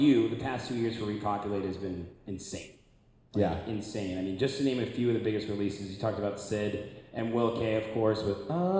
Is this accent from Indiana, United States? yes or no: yes; Indiana, United States; And I'm from Indiana.